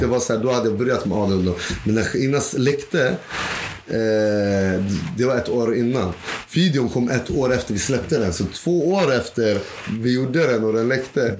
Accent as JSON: {"language": "Swedish", "town": "Uppsala", "region": "Uppsala County", "country": "Sweden", "said": "jag är från Uppsala"}